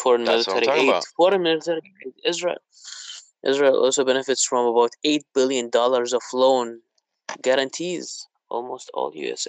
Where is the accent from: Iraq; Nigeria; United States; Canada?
Iraq; moved away; I'm originally from Iraq